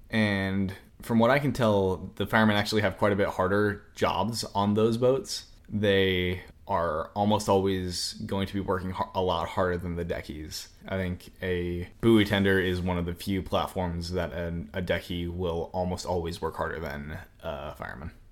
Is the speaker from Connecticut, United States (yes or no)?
no; Cody, Wyoming, United States; moved away as an adult; I'm originally from Wyoming